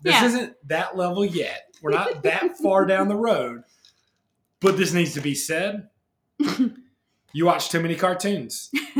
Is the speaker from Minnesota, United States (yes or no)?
no; Alabama, United States; I grew up in Alabama not knowing any Jewish people